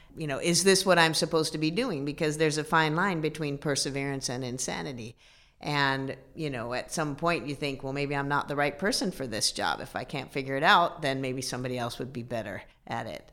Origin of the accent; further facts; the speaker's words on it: Midwest, United States; I'm a Midwesterner, so, uh, we're very practical people